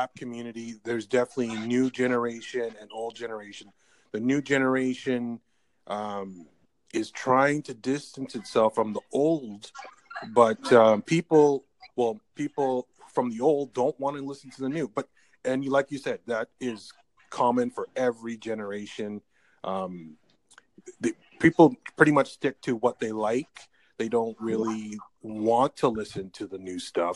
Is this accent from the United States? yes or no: no; Canada; I'm from Canada. I'm living in Canada